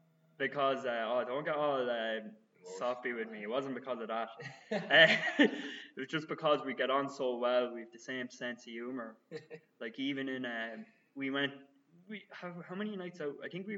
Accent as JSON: {"language": "English", "area": "Kildare", "region": "Leinster", "country": "Ireland", "moved": "as an adult", "lives_now": "Dublin, Ireland", "said": "I am a culty from Kildare, who moved to the big city, which is Dublin."}